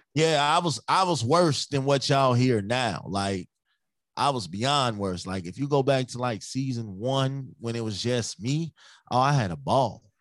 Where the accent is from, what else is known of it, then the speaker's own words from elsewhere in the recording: Chicago, Illinois, United States; now in Minnesota, United States; I'm from Chicago, but I'm in Minnesota right now